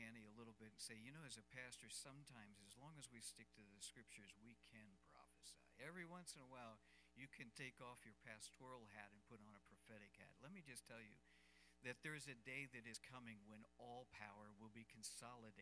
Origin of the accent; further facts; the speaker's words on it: United States; as an American